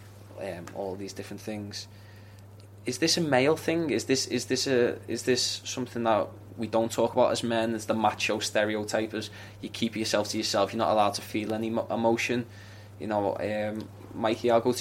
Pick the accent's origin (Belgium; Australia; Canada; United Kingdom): United Kingdom; England; accent: northern; as you can tell from my accent, I'm also from the north.